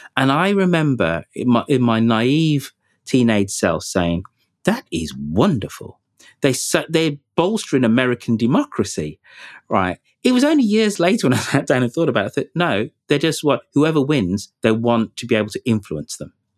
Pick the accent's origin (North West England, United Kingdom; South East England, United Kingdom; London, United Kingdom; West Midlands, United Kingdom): West Midlands, United Kingdom; Birmingham; my hometown of Birmingham